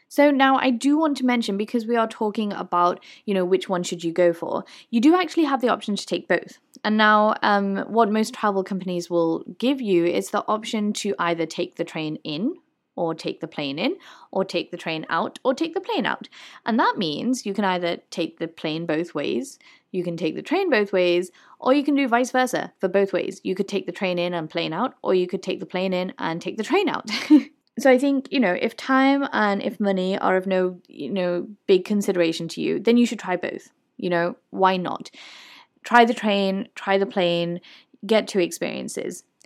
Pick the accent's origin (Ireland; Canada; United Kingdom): United Kingdom; As a British person